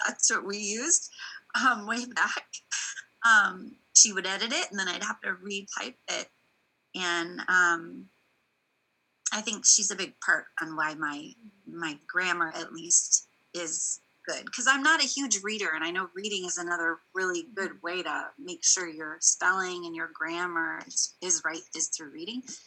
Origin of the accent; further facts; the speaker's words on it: East Coast, Virginia, United States; moved away; also born or lived in California; I grew I grew up on the East Coast, and mm-hmm. so my early education was out actually in Virginia area